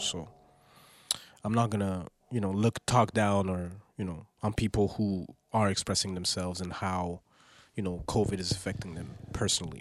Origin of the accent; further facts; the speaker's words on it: Montreal, Quebec, Canada; I was raised on music from the South, and I'm from Montreal